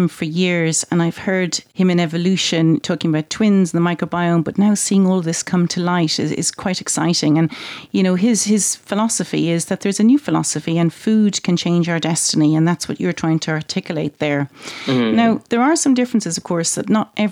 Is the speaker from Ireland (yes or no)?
yes; Ireland; I'm Irish and Irish have a strong sense of family